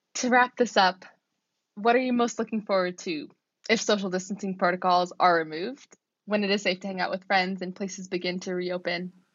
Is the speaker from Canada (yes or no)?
yes; Vancouver, British Columbia, Canada; moved away as an adult; now in Oxford, United Kingdom; I come from Vancouver though, so we're on the west coast of Canada